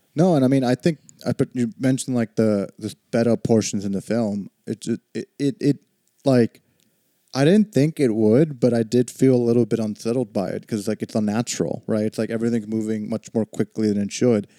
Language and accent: English; Texas, United States; I grew up in Texas